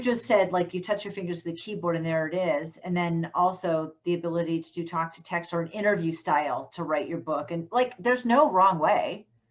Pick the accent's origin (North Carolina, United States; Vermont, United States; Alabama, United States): Vermont, United States; I'm from Vermont